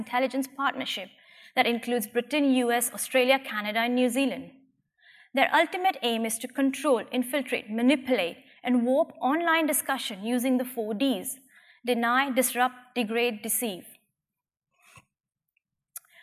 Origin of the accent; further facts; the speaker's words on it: Gujarat, India; my hometown in India